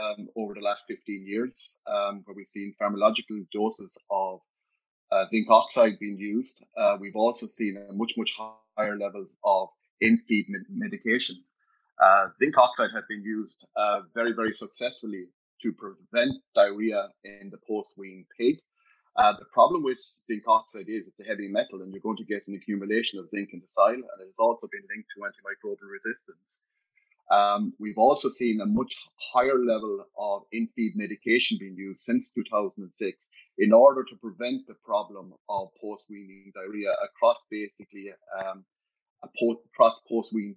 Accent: County Clare, Munster, Ireland; I was born in Ninas Diamond in County Clare, 2 miles from Lahinch. So as a child, we spent a lot of the time on the beach

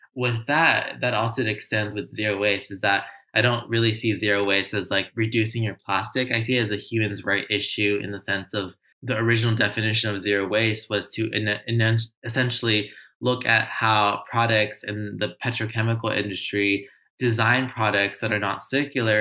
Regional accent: Los Angeles, California, United States; I grew up in Los Angeles in a low income community, grew up in affordable housing my whole life

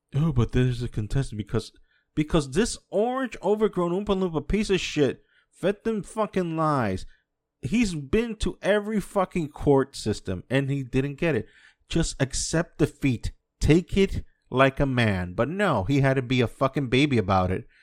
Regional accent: United States; now in Dominican Republic; I was born and raised in the States.

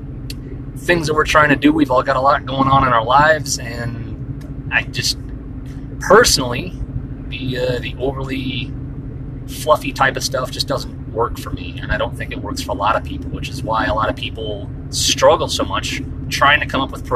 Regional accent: Fort Collins, Colorado, United States; I grew up here in Fort Collins, Colorado

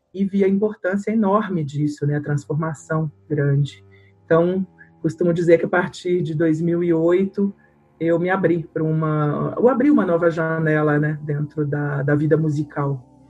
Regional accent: Belo Horizonte, Minas Gerais, Brazil; eu sou de Minas, né, de Belo Horizonte

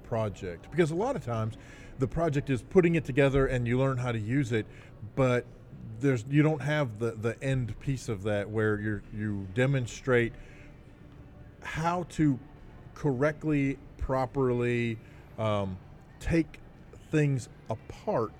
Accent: Arkansas, United States; We're from Arkansas

